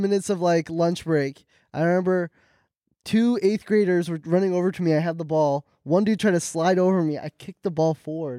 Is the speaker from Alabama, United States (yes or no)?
no; Sacramento, California, United States; I'm from Sacktown.